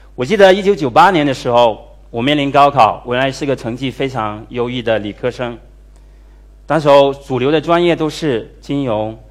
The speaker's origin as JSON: {"language": "Chinese", "country": "China", "said": "我们中国的企业呢，跟我们中国人一样，非常能忍"}